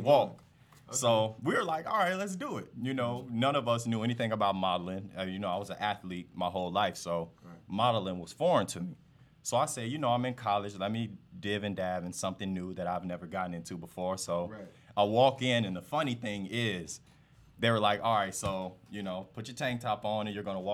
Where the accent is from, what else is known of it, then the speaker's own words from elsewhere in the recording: Forest Park, Illinois, United States; also born or lived in Maywood, Illinois / Elmhurst, Illinois; Well, born in Maywood, Illinois. Okay. Typically, I tell people I grew up the majority of my life in Forest Park, Illinois.